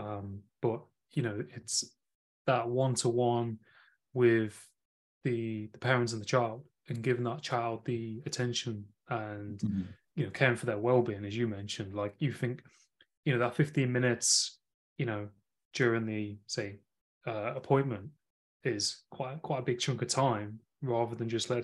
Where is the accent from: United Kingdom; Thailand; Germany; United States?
United Kingdom; Nottingham, East Midlands; I'm from Nottingham originally. Oh. So I'm from that city in the UK